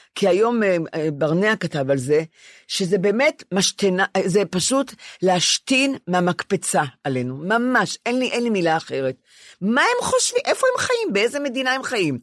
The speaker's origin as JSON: {"language": "Hebrew", "town": "Ramat Gan", "region": "Tel Aviv District", "country": "Israel", "said": "אני רמת גנית."}